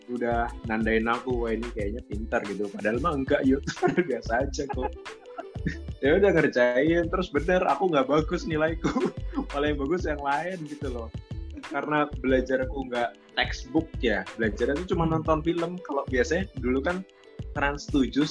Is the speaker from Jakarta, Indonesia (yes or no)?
yes; Jakarta, Indonesia; ini kamu dari mana aslinya gitu kok suaranya nggak medok gitu saya dari Jakarta bu